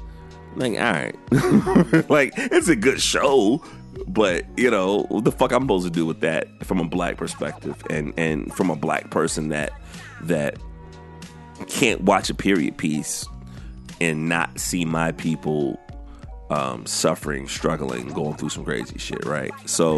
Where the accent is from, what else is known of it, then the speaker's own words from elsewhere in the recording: the South, United States; It's the 60s and I grew up in the South.